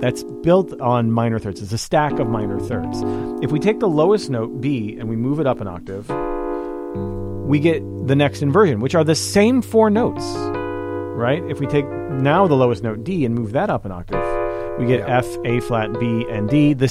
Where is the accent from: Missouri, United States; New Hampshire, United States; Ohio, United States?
Missouri, United States; High Ridge; I grew up in High Ridge, and everybody used to wear Carhartt